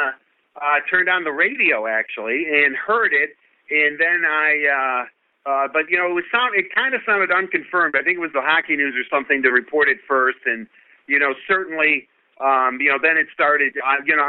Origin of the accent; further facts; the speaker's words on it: Detroit, Michigan, United States; growing up in Detroit, being a kid in Detroit